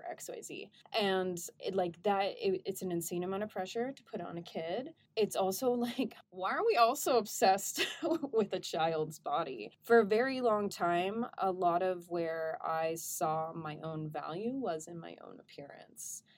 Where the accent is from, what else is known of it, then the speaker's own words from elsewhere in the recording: Welsh, Wales, United Kingdom; I'm also Welsh